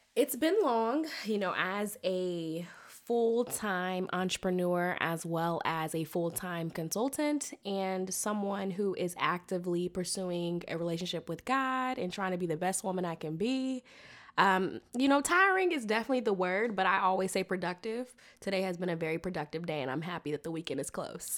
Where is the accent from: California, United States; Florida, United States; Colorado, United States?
California, United States; Sacramento; accent: twang; moved away as an adult; also born or lived in Mobile, Alabama / Hampton, Virginia; now in Washington, D.C., United States; I was raised in Sacramento, California